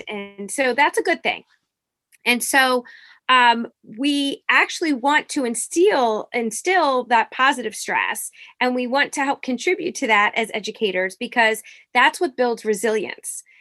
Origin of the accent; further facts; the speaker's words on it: Norristown, Pennsylvania, United States; I grew up in, uh, it's called Norristown, Pennsylvania